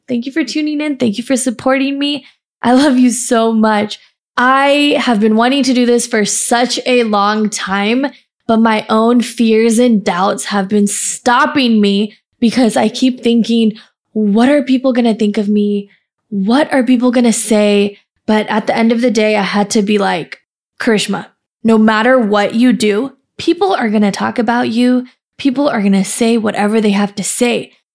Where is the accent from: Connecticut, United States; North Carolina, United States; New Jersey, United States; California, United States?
California, United States; moved away as an adult; also born or lived in India; now in Austin, United States; I grew up in California and lived there for about twenty-five years